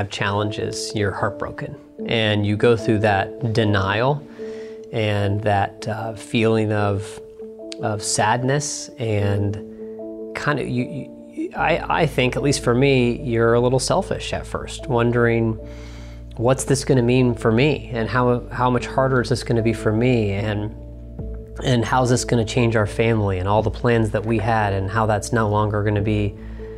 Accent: Dayton, Ohio, United States; I convinced Kat to move back to my hometown here in Dayton, Ohio

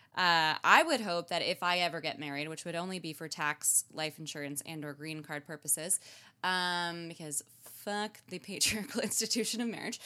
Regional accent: Canada; as a Canadian

